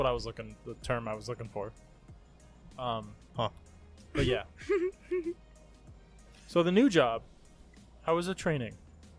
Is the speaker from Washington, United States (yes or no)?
no; Miami, Florida, United States; I was born down the street.